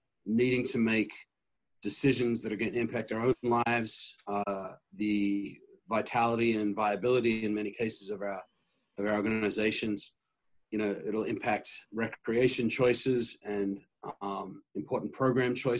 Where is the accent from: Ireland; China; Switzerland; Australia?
Australia; moved away as an adult; now in Michigan, United States; You'll hear in my voice a hint of an accent. I come from Australia originally.